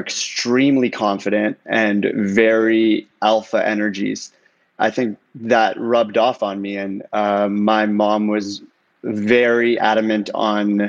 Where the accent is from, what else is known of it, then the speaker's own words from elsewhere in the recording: Toronto, Ontario, Canada; moved away as an adult; also born or lived in Iran; now in Los Angeles, United States; my mom, my sister, and I moved to Canada when I was 4 years old as refugees